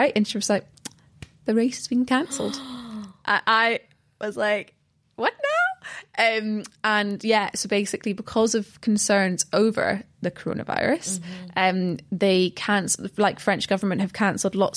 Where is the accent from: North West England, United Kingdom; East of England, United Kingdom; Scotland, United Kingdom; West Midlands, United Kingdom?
Scotland, United Kingdom; we're from Scotland.